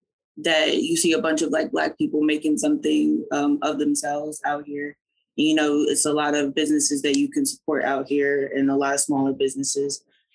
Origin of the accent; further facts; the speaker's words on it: New Jersey, United States; also born or lived in New York; now in Atlanta, United States; originally came from New Jersey, South Jersey.